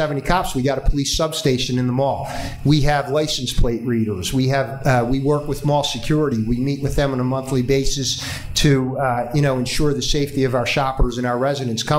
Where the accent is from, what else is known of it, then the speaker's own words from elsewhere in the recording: Deptford, New Jersey, United States; I grew up there. I was born in Deptford